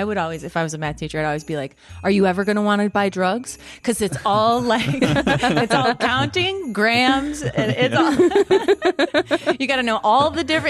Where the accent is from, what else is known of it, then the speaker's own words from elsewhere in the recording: Chicago, Illinois, United States; now in Los Angeles, United States; I come from Chicago